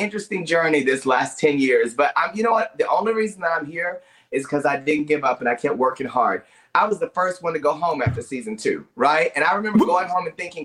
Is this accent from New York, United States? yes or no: no; Paris, Texas, United States; moved away as an adult; also born or lived in Dallas, Texas; growing up in Paris, Texas